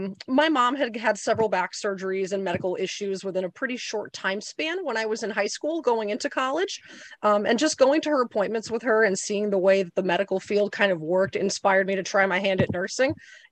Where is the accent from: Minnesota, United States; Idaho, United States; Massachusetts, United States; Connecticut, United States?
Connecticut, United States; Torrington; So Torrington is not known very much as an agricultural area. So I did actually end up having to go out of district to go to a high school that did have an ag ed program.